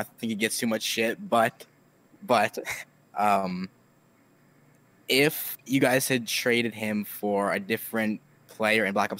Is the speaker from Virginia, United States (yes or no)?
no; Alaska, United States; now in Nevada, United States; I'm living in Nevada, but I'm originally from Alaska.